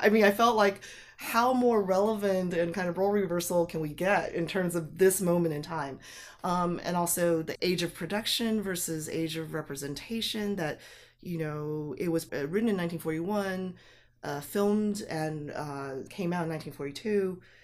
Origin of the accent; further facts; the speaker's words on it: Taipei, Taiwan; moved away; I was born in Taipei, and grew up there